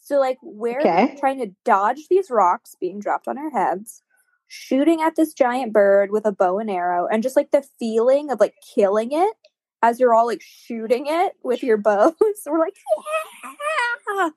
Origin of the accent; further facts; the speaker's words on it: the South, United States; I'm from the South